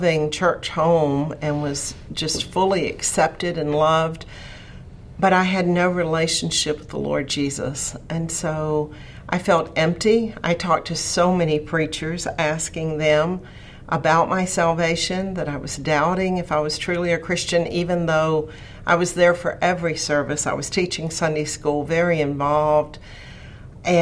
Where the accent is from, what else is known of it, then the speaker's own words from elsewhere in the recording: Radford, Virginia, United States; I grew up in Central Virginia, not too far from here in Radford